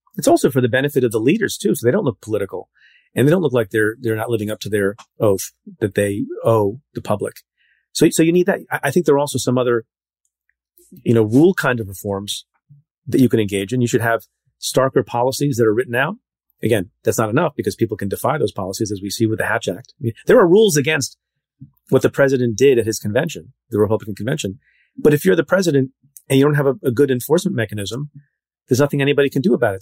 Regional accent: central New Jersey, United States; also born or lived in India; there are not a lot of Indian people in central Jersey at the time

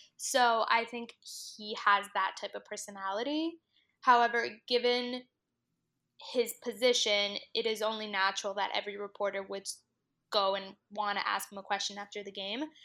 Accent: South Florida, United States; moved away as an adult; also born or lived in Miami / Washington, D.C.; being from a Hispanic family and obviously growing up in South Florida

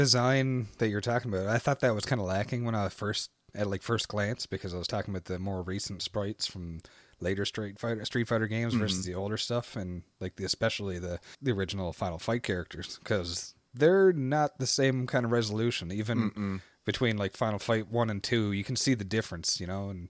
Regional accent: Canada; Canadian, yeah, Canadian spelling.

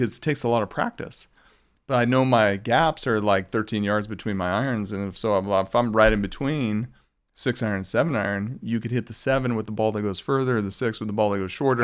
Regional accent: Arizona, United States; also born or lived in Colorado; growing up in Arizona

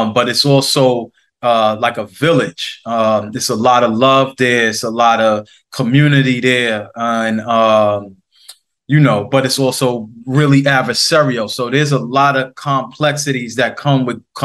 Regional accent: New York City, New York, United States; I'm from the Queensbridge houses in New York City.

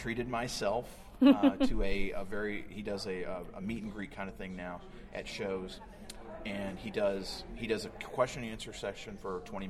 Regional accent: Kentucky, United States; Growing up in Kentucky

